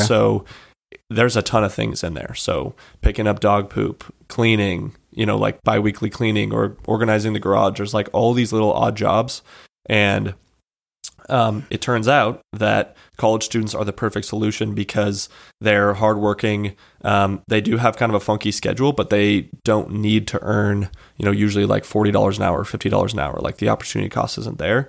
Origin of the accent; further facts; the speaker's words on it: Monument, Colorado, United States; moved away as an adult; now in Spokane, United States; I'm from Monument, Colorado.